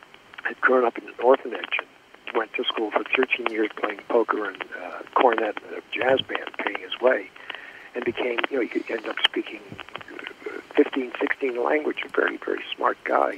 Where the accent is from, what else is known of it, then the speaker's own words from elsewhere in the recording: Springfield, Massachusetts, United States; I grew up in Springfield, Massachusetts. Let me give that as an example. A town of about 300,000 people.